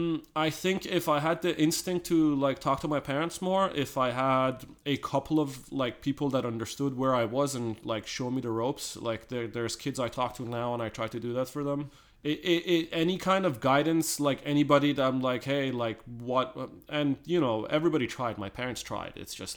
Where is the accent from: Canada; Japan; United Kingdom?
Canada; like, hell yeah, like, damn straight, I am Canadian